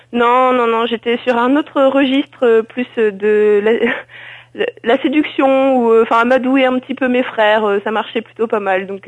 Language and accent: French; the Nord, Hauts-de-France, France; je, je suis du Nord, je suis une ch'ti